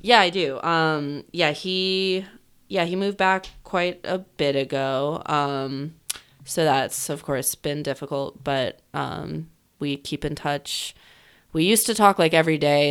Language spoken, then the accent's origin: English; Chicago, Illinois, United States; moved back here because my mom's family is from here